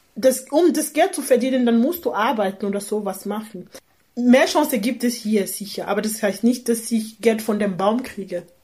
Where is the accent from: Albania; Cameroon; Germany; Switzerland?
Cameroon; German is a second language; moved away as an adult; now in Austria; Kamerun ist meine Heimat